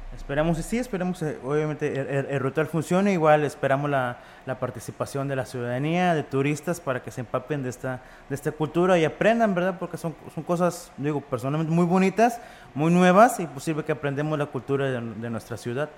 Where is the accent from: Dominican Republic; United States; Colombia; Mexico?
Mexico; nosotros como mexicanos